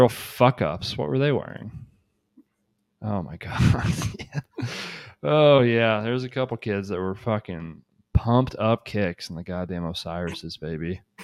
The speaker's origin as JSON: {"language": "English", "town": "Shelbyville", "country": "United States", "tie": "born or raised there", "said": "Shelbyville, my hometown"}